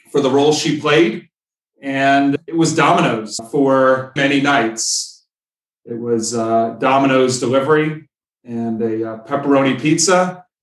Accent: Jersey Shore, New Jersey, United States; I would say the majority of my childhood was spent growing up down the Jersey Shore, nestled somewhere right between Seaside Heights and, and Long Beach Island.

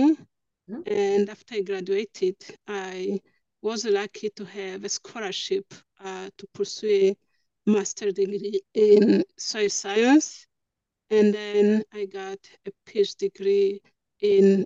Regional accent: Rwanda; now in Canada; I grew up in Central East Africa in Rwanda.

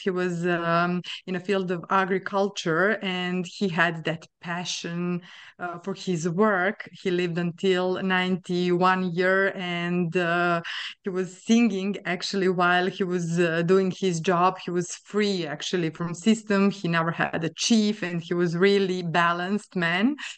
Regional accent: Sombor, Vojvodina, Serbia; moved away as an adult; also born or lived in Novi Sad, Serbia / France; now in Luxembourg; I was born in Serbia, uh, and I finished my studies, uh, of psychology in Novi Sad in Serbia as well

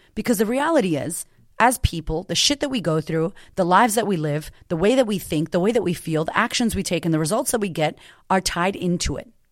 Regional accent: Boston, Massachusetts, United States; I grew up in Boston to a single mother

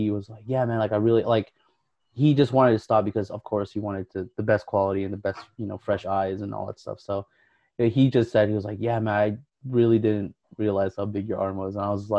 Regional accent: Philippines; And, I mean, of course, I'm Filipino

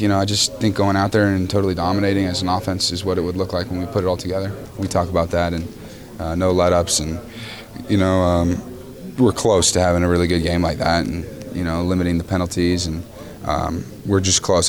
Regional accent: California, United States; moved away as an adult; go back to my home state

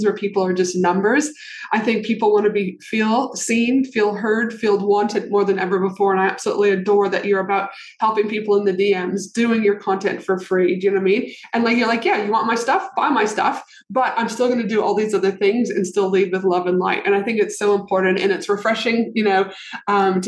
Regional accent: Canada; moved away as an adult; also born or lived in United States; I'm from Canada, but I've lived in America where I was a licensed clinical social worker

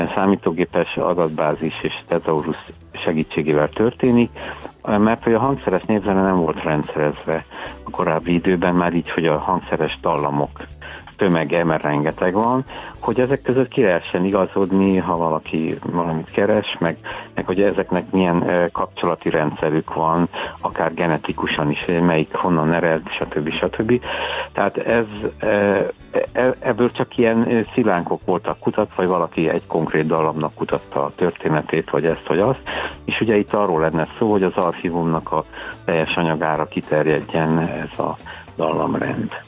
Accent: Cristuru Secuiesc, Harghita County, Romania; moved away as an adult; also born or lived in Cluj-Napoca, Romania / Miercurea Ciuc, Romania / Târgu Mureș, Romania; now in Budapest, Hungary; Székelyudvarhelyen születtem, gyermekkorom és ugye az a rockzenész korszak is, meg az érettségiig Székelykeresztúr

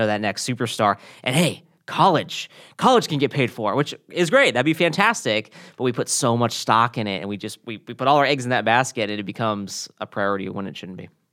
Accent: the South, United States; moved away as an adult; now in California, United States; growing up in the South and working at a, a major, you know, college football program

